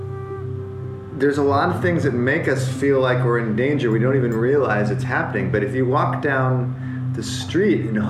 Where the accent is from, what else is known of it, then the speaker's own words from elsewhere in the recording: United States; I'm an American, and growing up as an American